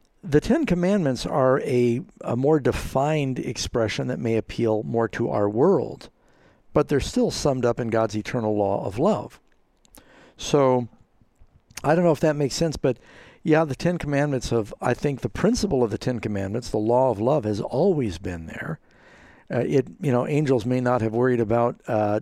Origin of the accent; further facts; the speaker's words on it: United States; Being an American